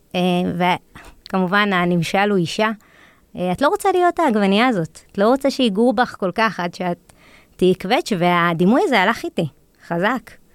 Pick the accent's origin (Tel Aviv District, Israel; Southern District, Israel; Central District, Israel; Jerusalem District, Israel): Jerusalem District, Israel; Jerusalem; ירושלמית, נולדתי וגדלתי בעיר הזאת